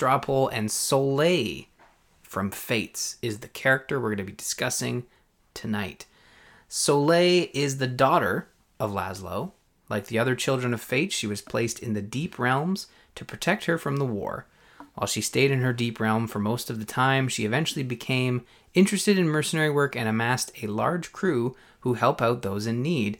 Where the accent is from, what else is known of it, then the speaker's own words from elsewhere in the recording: Canada; I'm from Canada.